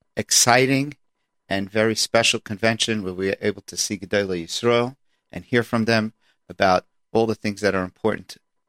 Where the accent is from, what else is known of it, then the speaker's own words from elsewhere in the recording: New York City, New York, United States; also born or lived in Monsey; now in Passaic, United States; while I was growing up in Washington Heights